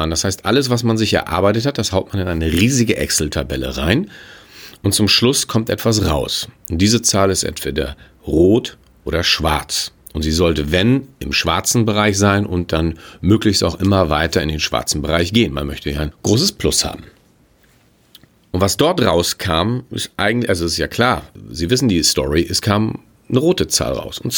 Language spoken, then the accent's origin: German; Hamburg, Germany; Ich bin Hamburger. Ich will jetzt gar nicht mal auf andere Projekte in der Welt schauen. Ich gucke mir einfach unser großes Desaster in Hamburg an.